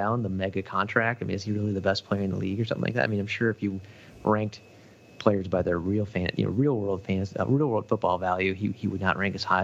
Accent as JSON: {"language": "English", "town": "Minneapolis", "region": "Minnesota", "country": "United States", "tie": "born or raised there", "said": "I grew up in Minneapolis"}